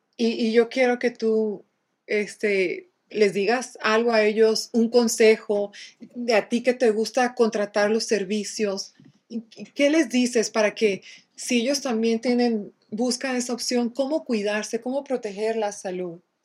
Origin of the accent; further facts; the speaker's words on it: Mexico; nosotros en México, porque yo soy mexicana